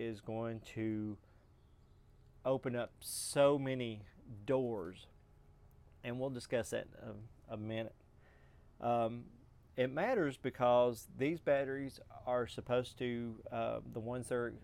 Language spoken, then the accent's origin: English; hometown about an hour from Georgetown, Kentucky, United States; Georgetown, Kentucky, which is about an hour, maybe an hour and 10 minutes up the road, depending on traffic. And there are several people that live in my hometown that drive that far every day